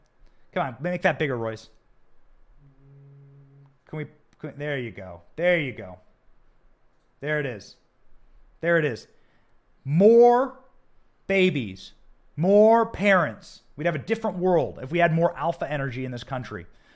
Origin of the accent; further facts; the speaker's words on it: Iowa, United States; I'm from Iowa. There's plenty of cows.